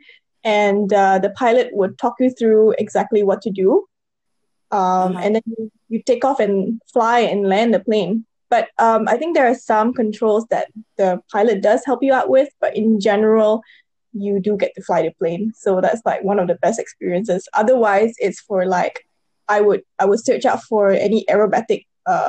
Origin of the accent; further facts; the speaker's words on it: Penang, Malaysia; moved away as an adult; now in Singapore; I'm originally from, I was born in Penang and I grew up mostly in Malaysia and moved to Singapore about, I think right now should be about 10 years ago